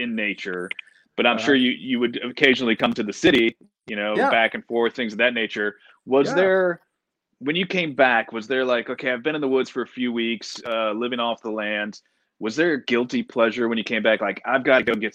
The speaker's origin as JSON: {"language": "English", "town": "Panama City", "region": "Florida", "country": "United States", "tie": "born or raised there", "said": "I grew up in Panama City, Florida"}